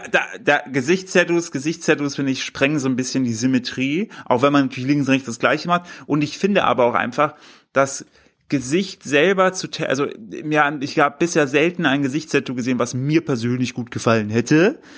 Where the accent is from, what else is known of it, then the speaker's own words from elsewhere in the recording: Germany; now in Cologne, Germany; bei mir in Windeschleuber, äh, Grüß gehen raus an mein, mein, äh, mein Heimatdorf